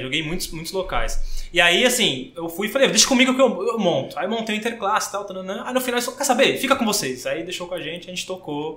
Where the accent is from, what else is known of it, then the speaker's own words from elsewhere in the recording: Praia Grande, São Paulo, Brazil; also born or lived in Santos; eu sou nascido em Santos, né? É, todo mundo acha que eu nasci na Praia Grande, mas nasci em Santos. Eu vim pra cá com 4 anos de idade pra Praia Grande